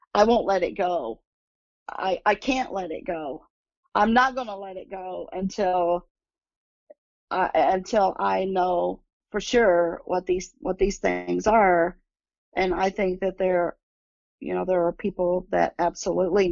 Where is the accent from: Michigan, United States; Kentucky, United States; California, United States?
Kentucky, United States; Pine Mountain; now in Indianapolis, United States; my hometown in Kentucky. They were on Pine Mountain. And that's where I'm from